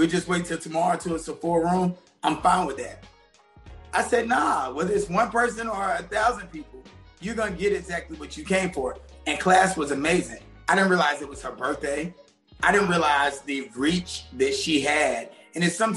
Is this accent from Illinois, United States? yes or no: no; Tennessee, United States; I'm from Tennessee